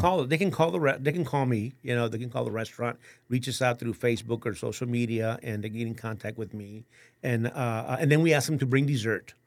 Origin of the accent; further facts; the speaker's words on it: San Antonio, Texas, United States; born and raised in San Antonio